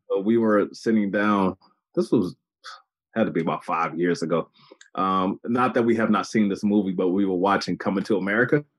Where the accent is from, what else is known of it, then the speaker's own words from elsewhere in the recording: Baltimore, Maryland, United States; my hometown of Baltimore